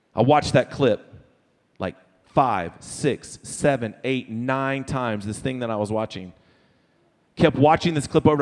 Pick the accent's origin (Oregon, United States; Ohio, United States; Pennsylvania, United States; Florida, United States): Florida, United States; also born or lived in Texas; now in Sugar Land, United States; I am from Florida originally